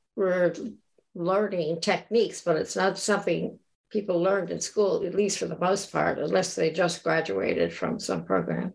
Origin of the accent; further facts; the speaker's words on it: Florida Keys, United States; I grew up in the Keys